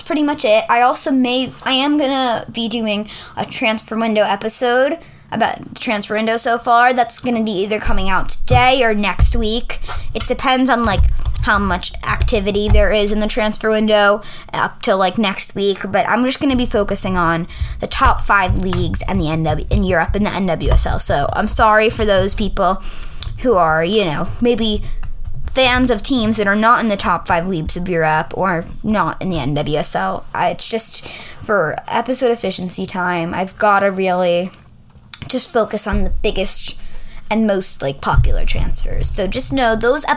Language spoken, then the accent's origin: English; New York, United States; I am from New York